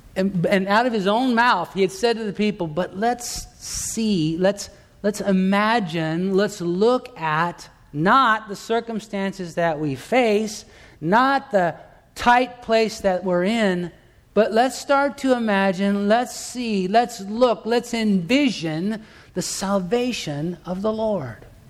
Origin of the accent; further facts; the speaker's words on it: Torrance, California, United States; in the town where I grew up in Torrance, California, down in Southern California